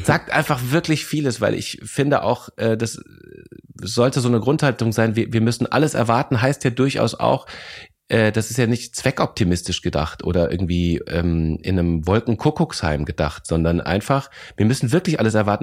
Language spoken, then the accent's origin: German; Lorsch, Hesse, Germany; also born or lived in Bavaria; now in Berlin, Germany; Ich bin in Lorsch groß geworden.